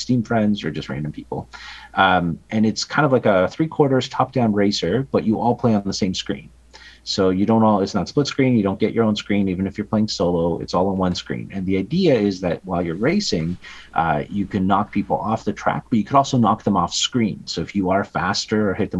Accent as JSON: {"language": "English", "country": "Canada"}